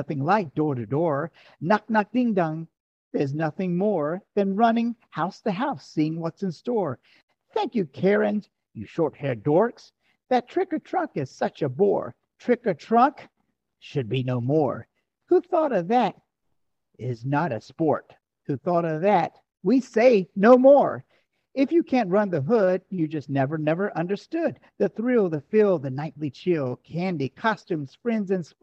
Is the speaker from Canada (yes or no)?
no; the South, United States; I'm from the South